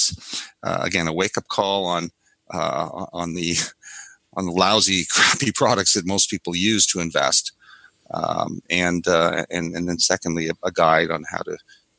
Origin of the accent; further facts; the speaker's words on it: the Maritimes, Canada; I grew up in the Maritimes